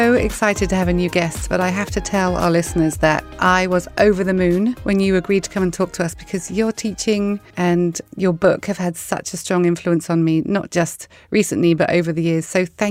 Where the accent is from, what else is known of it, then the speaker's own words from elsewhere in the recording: the South Coast, South East England, United Kingdom; I'm from the South Coast, so Southampton is my follow.